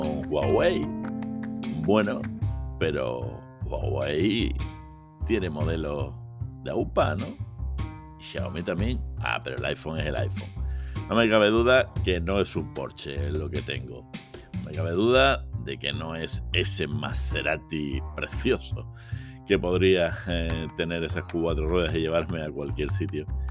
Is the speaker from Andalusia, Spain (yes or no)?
yes; Seville, Andalusia, Spain; yo soy de Sevilla